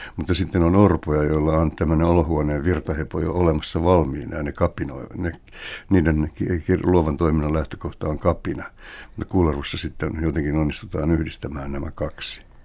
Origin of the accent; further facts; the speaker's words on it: Helsinki, Uusimaa, Finland; kotikulmillani Kalliossa